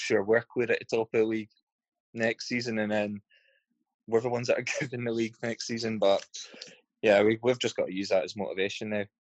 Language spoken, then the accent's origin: English; Inverurie, Scotland, United Kingdom; also born or lived in Elgin; I moved to just outside of Aberdeen, Inverurie, a wee place called Inverurie. Yeah. So that's where I was that's where I grew up